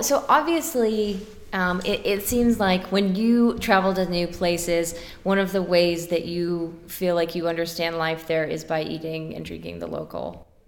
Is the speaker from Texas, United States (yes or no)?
yes; Dallas, Texas, United States; moved away as an adult; also born or lived in Austin, Texas / San Antonio, Texas; now in Pittsburgh, United States; I grew up outside of Dallas uh, in the suburbs, and then went to Austin for a few years where I met my husband